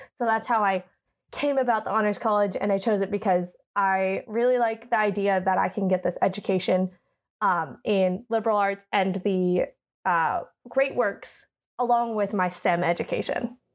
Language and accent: English; Oakland, California, United States; moved away; I'm from Northern California. Uh, I went to high school at a Catholic high school in Oakland called Bishop O'Dowd.